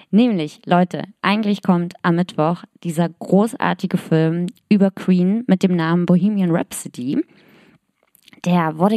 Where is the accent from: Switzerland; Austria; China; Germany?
Germany; East Germany; Nein, ich bin ja auch aus dem Osten und du auch.